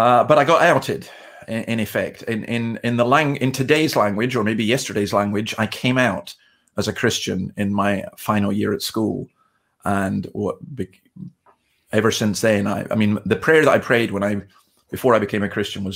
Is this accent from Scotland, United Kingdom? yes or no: yes; Scotland, United Kingdom; moved away as an adult; also born or lived in Berwick-upon-Tweed, England; now in Australia; So I'm from Scotland